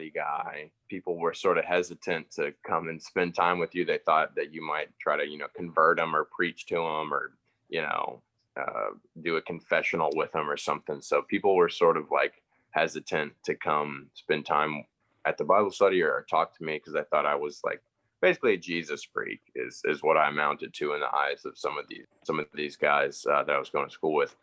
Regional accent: Roswell, Georgia, United States; growing up in Roswell in the South

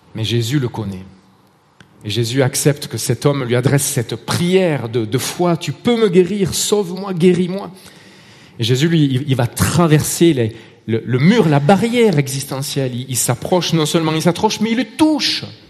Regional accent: Marseille, Provence-Alpes-Côte d'Azur, France; accent: Marseille; now in Vallée de Joux, Switzerland; Mon accent trahit euh, mon origine, Marseille

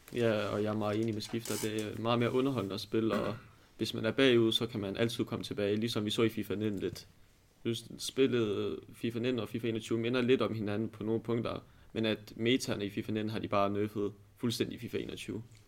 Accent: Aalborg, North Denmark Region, Denmark; jeg kommer fra Aalborg af

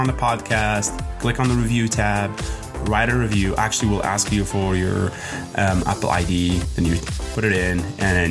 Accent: Morocco; now in United States; I'm from Morocco.

